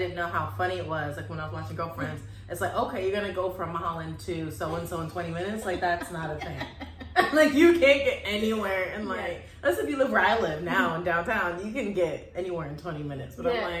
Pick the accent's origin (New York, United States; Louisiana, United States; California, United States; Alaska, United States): Alaska, United States; moved away; also born or lived in Texas; when I moved from Alaska to Texas, I didn't know just moving out of Alaska period, there's going to be a giant culture shock, because growing up in Alaska